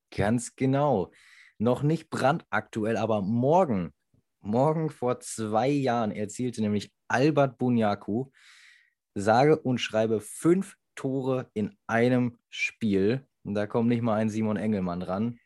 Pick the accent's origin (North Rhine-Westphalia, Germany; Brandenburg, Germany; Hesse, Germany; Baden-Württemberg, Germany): North Rhine-Westphalia, Germany; Münster; als Münsteraner